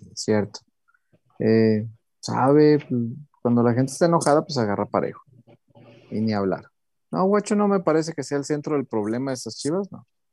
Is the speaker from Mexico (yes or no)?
yes; Mexico